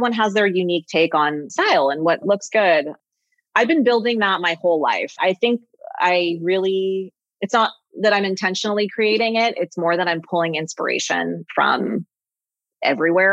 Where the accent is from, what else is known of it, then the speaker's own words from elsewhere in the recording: Los Angeles, California, United States; I grew up in Los Angeles and the whole Laurel Canyon thing and music